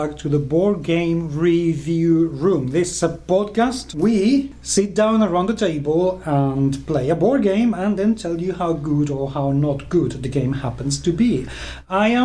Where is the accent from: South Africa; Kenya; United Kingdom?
United Kingdom; accent: British; my British accent